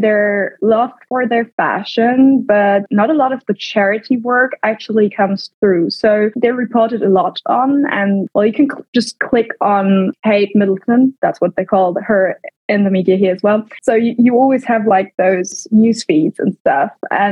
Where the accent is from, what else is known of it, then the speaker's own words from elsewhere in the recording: Germany; also born or lived in United Kingdom; I grew up in Germany before and went to boarding school in the UK then